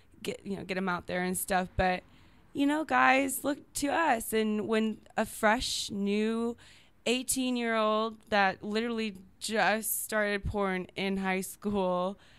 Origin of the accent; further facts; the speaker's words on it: Minnesota, United States; Minnesota. My mom was actually born in California.